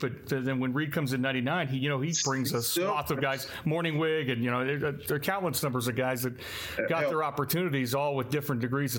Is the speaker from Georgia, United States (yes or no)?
no; Charlotte, North Carolina, United States; I'm from Charlotte.